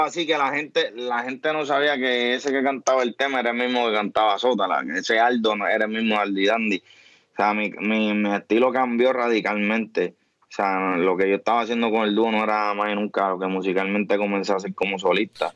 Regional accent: Trujillo Alto, Puerto Rico; yo soy natural de Trujillo

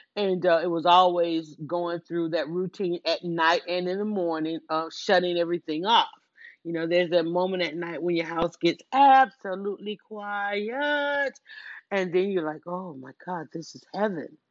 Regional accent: Atlanta, Georgia, United States; I'm from Atlanta, born and raised

